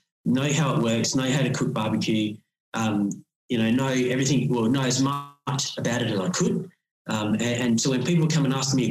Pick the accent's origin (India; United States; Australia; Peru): Australia; I grew up in Waiponga, and it gets cold down here.